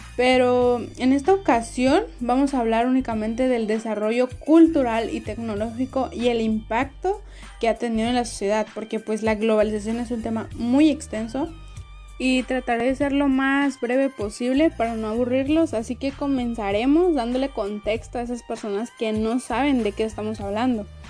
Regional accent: Mexico; nosotros mismos, que somos mexicanos

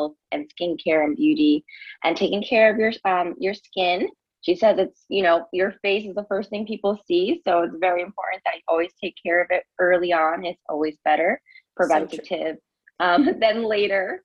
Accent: New York, United States; moved away as an adult; now in Miami, United States; I am originally from New York, and I moved to Miami a few years ago

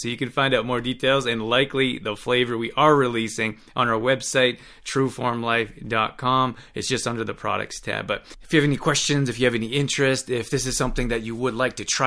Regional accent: Canada; now in South Bay, Los Angeles, United States; I'm originally from Canada

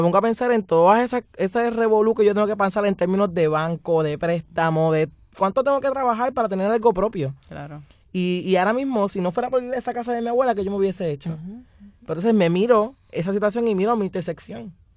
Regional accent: Puerto Rico; todos somos puertorriqueños

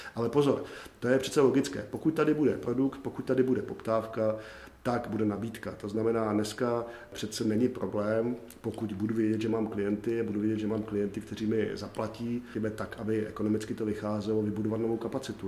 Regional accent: South Bohemian Region, Czechia; já jsem jeho Čech, takže si to troufnu říct, že Jižní Čechy znám

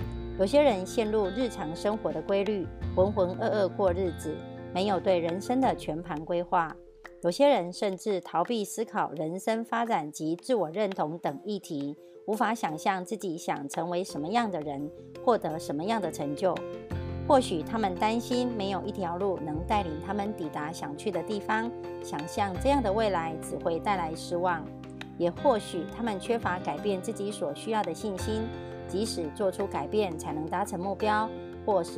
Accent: Miaoli, Miaoli County, Taiwan

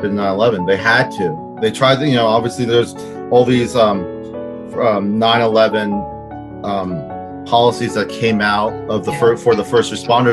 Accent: New Jersey, United States; I'm from Jersey.

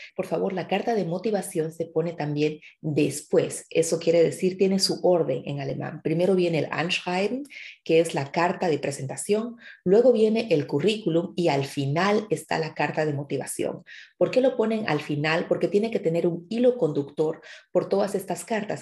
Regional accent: Bolivia; now in Germany; vengo de Bolivia

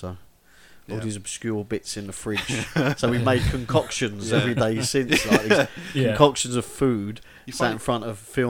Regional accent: London, United Kingdom; moved away as an adult; growing up in West London

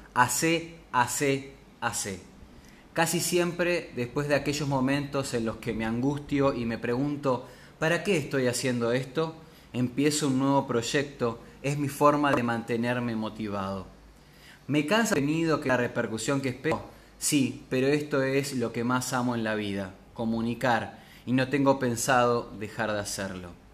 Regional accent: Córdoba, Argentina; now in Paraná, Argentina; Nací en Córdoba, pero vivo en Paraná, Entre Ríos

